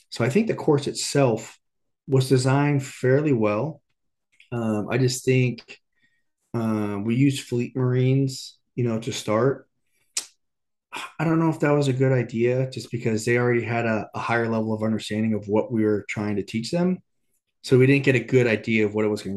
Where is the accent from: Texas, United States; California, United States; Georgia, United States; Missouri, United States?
California, United States; Corona; I grew up in Southern California, you know, in Corona